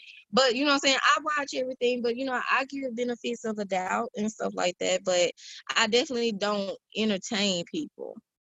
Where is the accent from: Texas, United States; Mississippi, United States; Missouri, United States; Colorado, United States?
Mississippi, United States; Crystal Springs; moved away as an adult; now in Phoenix, United States; I put Mississippi on the map wherever I go. That's forever home. I live in Arizona, but I was Mississippi born and raised.